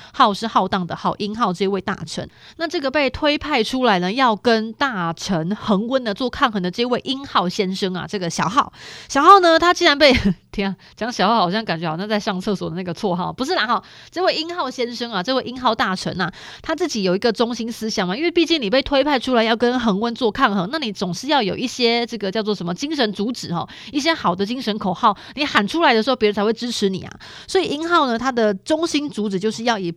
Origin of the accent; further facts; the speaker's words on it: Taiwan; 我们的台湾人